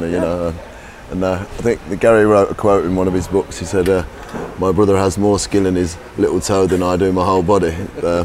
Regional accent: Leicester, East Midlands, United Kingdom; I was born in Leicester, born and raised in Leicester

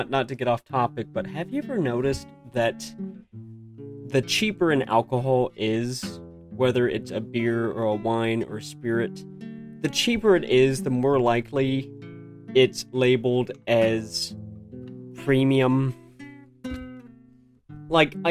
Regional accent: United States; moved away; I'm American, so I grew up in America

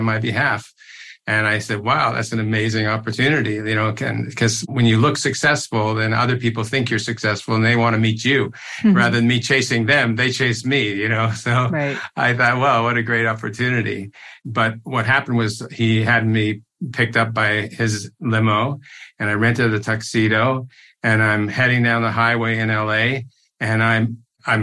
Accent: Toronto, Ontario, Canada; I grew up in Toronto

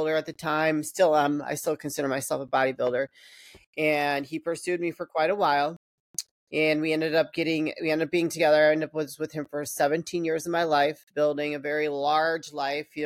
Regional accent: Chicago, Illinois, United States; I grew up in the Chicagoland area.

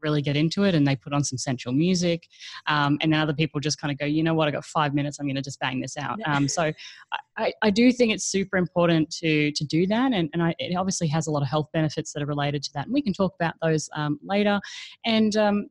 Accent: Australia; now in Asia; I'm actually an Australian, but I currently live in Asia.

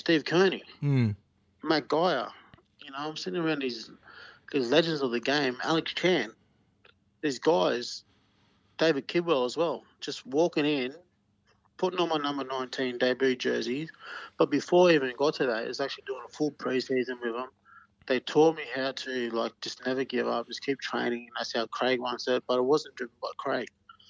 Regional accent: 3 hours from Newcastle, New South Wales, Australia; moved away; also born or lived in Melbourne; But it was only 3 hours down the road, Newcastle was, from my hometown.

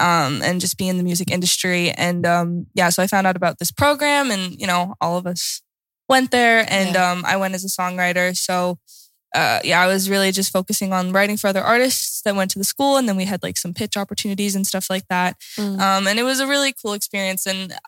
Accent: United States; moved away as an adult; also born or lived in Lillehammer, Norway; now in Oslo, Norway; Said that earlier. But yeah, I'm from the States. I came here a year ago. Yeah, a little over a year ago.

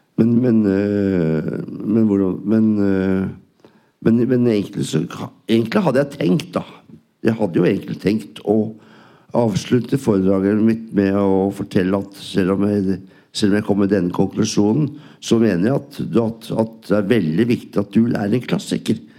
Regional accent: Norway; jeg er norsk

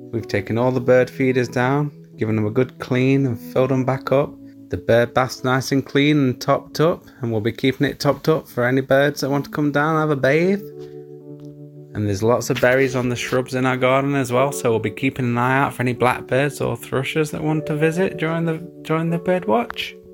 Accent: Nottinghamshire, East Midlands, United Kingdom; I'm from Nottinghamshire.

